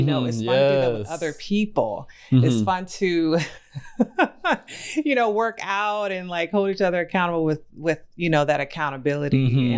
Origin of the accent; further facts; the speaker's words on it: Virginia, United States; moved away; also born or lived in Maryland; I'm from the South. I'm from Virginia.